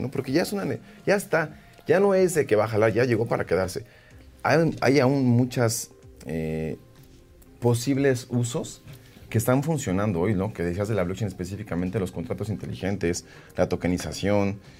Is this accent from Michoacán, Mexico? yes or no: no; Mexico City, Mexico; Como buenos chilangos